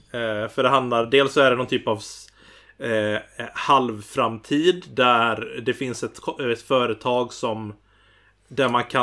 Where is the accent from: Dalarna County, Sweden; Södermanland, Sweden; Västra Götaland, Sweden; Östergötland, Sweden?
Västra Götaland, Sweden; Gothenburg; Eh, jag är från Göteborg.